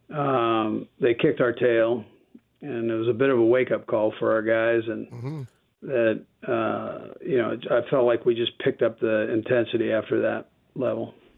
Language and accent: English; California, United States; now in Kansas City, United States; I'm from California